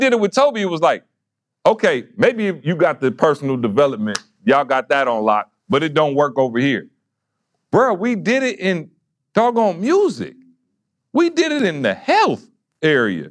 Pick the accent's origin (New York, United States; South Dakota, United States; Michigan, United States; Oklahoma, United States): Michigan, United States; Lansing; I'm from Lansing